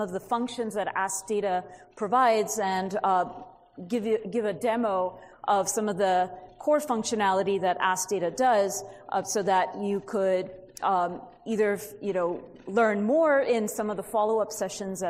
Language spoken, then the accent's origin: English; California, United States; I'm from California